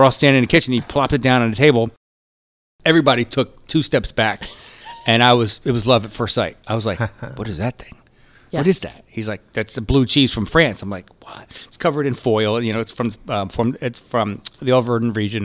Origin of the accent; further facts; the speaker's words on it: Poconos, Pennsylvania, United States; moved away; also born or lived in Brooklyn; I'm from Pennsylvania. I'm originally from Pennsylvania. Okay. Yeah, okay. I grew up, you know, in the Poconos region and mountains.